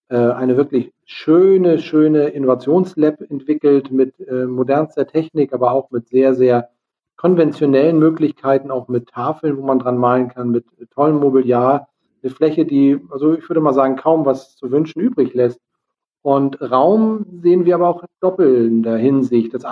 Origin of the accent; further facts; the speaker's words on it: Lübeck, Schleswig-Holstein, Germany; Wir kommen ja aus Lübeck.